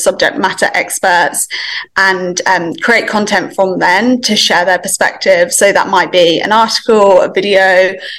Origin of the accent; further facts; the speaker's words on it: England, United Kingdom; moved away as an adult; now in Melbourne, Australia; live in Melbourne, Australia, but you could potentially tell from the accent that I'm actually from England. So I moved here about 5 years ago